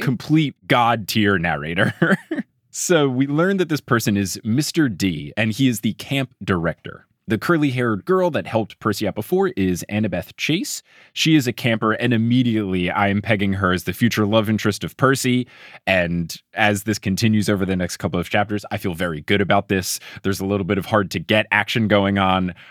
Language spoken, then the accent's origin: English; New Jersey, United States; also born or lived in Texas; now in New York City, United States; I was a kid growing up in New Jersey